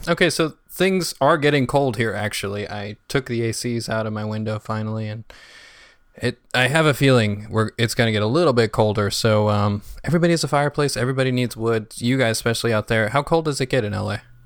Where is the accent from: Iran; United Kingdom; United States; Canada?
United States; New York City, New York; I'm from Brooklyn